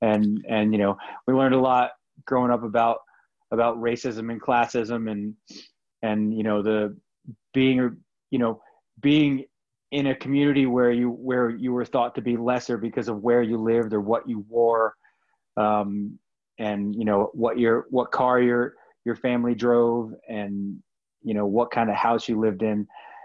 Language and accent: English; Glen Rock, New Jersey, United States; also born or lived in Paterson; Yeah, actually, I was born in Paterson, New Jersey, which is